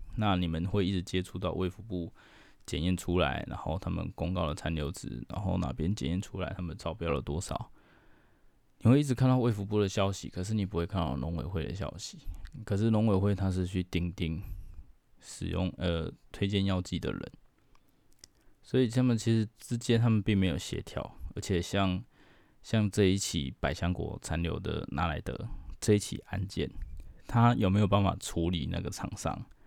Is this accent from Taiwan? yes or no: yes; Taiwan; 我们台湾人几乎都没有得抗体